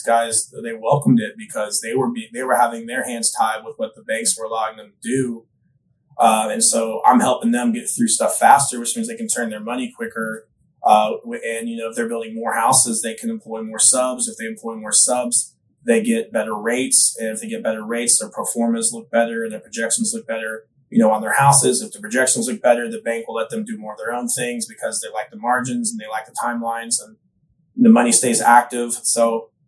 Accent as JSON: {"language": "English", "town": "Austin", "region": "Texas", "country": "United States", "tie": "born or raised there", "also_born_or_lived": "New York", "moved": "yes", "lives_now": "Nashville, United States", "said": "I grew up in Austin, Texas area"}